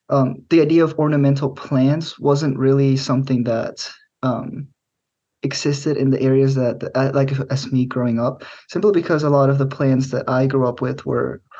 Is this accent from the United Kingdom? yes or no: no; central Mexico, Mexico; also born or lived in Middle Tennessee, United States; now in United States; I was born in Middle Tennessee, here in the states, but I grew up in Central Mexico, and my family moved around a lot.